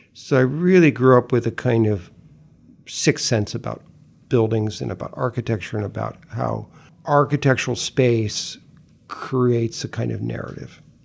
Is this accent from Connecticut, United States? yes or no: yes; Greenwich, Connecticut, United States; also born or lived in Tennessee (ancestry) / northern Florida (ancestry); eventually moved from the, to Greenwich, from Greenwich Village to Old Greenwich, Connecticut. So, I went from one Greenwich to the another Greenwich.